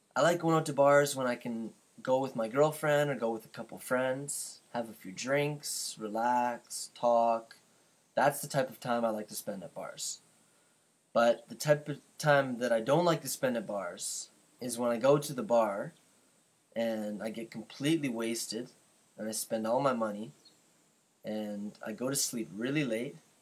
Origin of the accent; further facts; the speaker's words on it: Canada; I'm from Canada